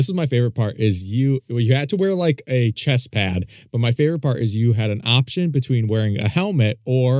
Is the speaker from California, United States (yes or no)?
no; Dexter, Michigan, United States; where I grew up in Dexter, Michigan